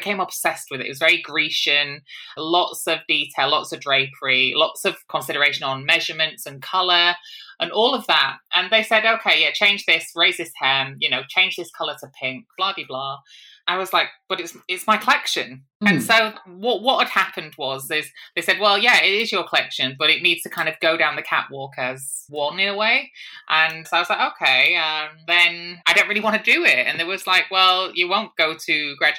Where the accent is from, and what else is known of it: Hull, Yorkshire and the Humber, United Kingdom; born or raised there; moved away as an adult; also born or lived in Manchester